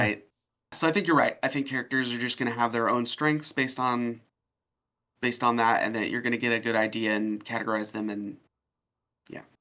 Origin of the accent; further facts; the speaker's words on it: Oregon, United States; I'm from Oregon